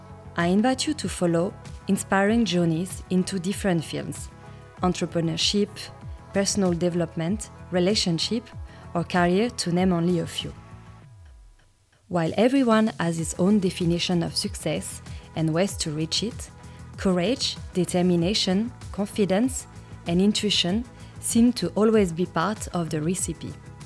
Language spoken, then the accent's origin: English; France; moved away as an adult; now in Melbourne, Australia